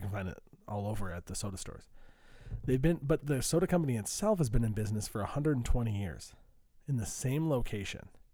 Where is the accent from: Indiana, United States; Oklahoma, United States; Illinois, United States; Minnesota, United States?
Minnesota, United States; Saint Joseph; I'm from Saint Joseph, Minnesota